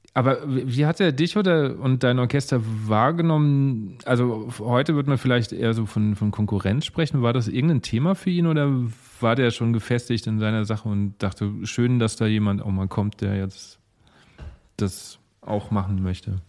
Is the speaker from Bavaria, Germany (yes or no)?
yes; Lower Franconia, Bavaria, Germany; now in Mainz, Germany; ich komme ja eigentlich äh, aus Unterfranken